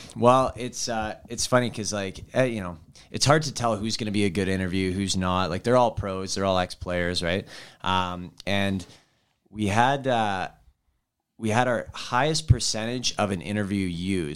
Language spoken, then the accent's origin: English; Vancouver, British Columbia, Canada; now in Edmonton, Canada; I was actually born in Edmonton, though I grew up in Vancouver